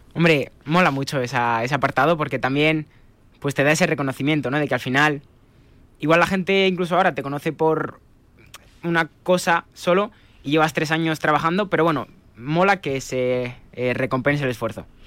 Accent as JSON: {"language": "Spanish", "town": "Madrid", "region": "Community of Madrid", "country": "Spain", "moved": "yes", "said": "yo soy de Madrid"}